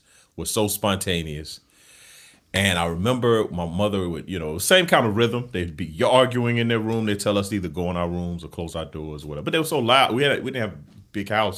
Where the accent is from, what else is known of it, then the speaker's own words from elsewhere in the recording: Camden, South Carolina, United States; moved away as an adult; I'm from Camden, South Carolina, small town in South yep. Carolina. Uh, grew up, born and raised in the South